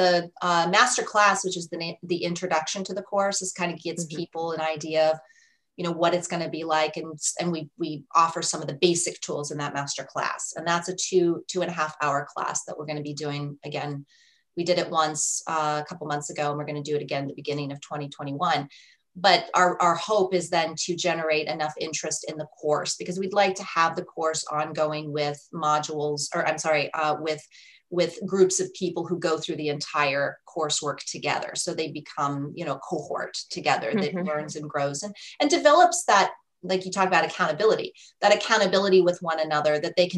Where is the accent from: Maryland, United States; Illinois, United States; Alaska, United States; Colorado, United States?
Colorado, United States; I'm from Colorado